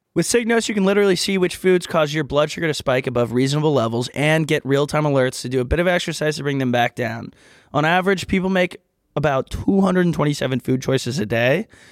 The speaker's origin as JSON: {"language": "English", "region": "Texas", "country": "United States", "said": "Southern, I'm from Texas."}